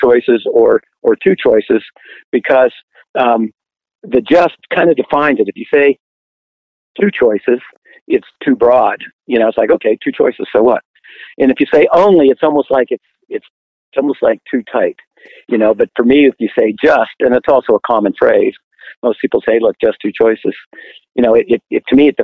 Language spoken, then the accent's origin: English; Pittsburgh, Pennsylvania, United States; moved away; I'm actually from Pittsburgh